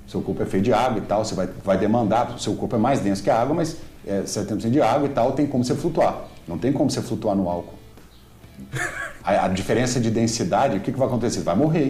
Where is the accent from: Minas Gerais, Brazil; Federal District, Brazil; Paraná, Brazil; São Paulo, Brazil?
Minas Gerais, Brazil; Eu sou de Minas